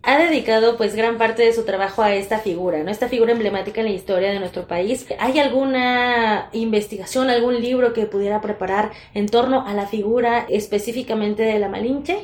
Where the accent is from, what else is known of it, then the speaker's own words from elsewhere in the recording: Mexico; en nuestro día a día como mexicanos